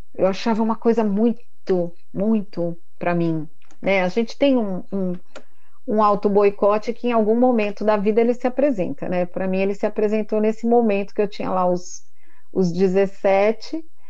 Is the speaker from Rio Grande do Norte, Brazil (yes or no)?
no; São Paulo, Brazil; moved away as an adult; now in Indaiatuba, Brazil; Mas eu sou paulistana da Gema, vim morar aqui faz um ano e meio